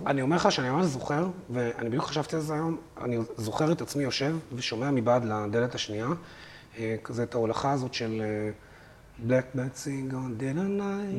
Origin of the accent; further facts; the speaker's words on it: Haifa, Haifa District, Israel; אני גדלתי בנווה שאנן בחיפה